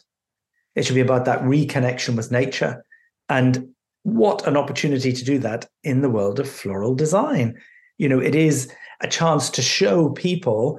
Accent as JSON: {"language": "English", "town": "Belfast", "region": "Northern Ireland", "country": "United Kingdom", "tie": "born or raised there", "said": "I was born in Northern Ireland, in Belfast, just as the so-called Troubles were kicking off"}